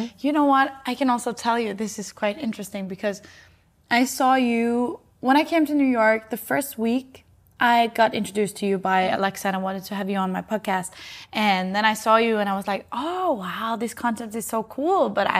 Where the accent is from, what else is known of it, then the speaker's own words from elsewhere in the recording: Norway; now in Copenhagen, Denmark; I'm from Norway and live in Copenhagen